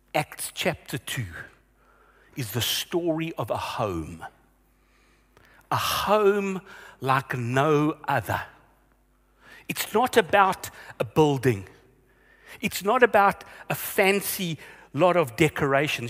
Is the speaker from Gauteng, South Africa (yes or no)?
yes; Vereeniging, Gauteng, South Africa; when I was growing up in Vereniging. Yeah, I grew up there